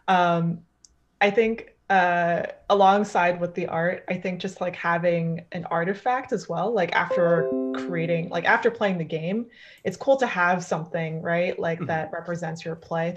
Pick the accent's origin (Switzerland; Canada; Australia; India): Canada; I'm Canadian